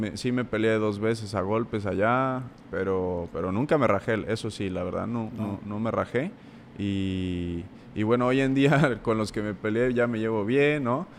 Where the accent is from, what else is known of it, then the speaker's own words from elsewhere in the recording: Puebla, Mexico; entré a la prepa tech eh, de allá de Puebla, soy de Puebla